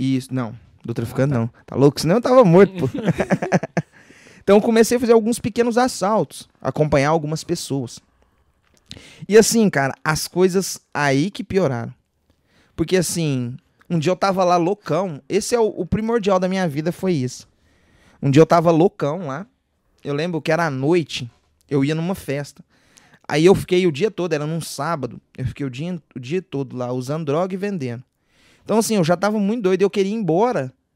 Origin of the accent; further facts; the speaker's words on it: Divinópolis, Minas Gerais, Brazil; sou nascido e criado lá, em Divinópolis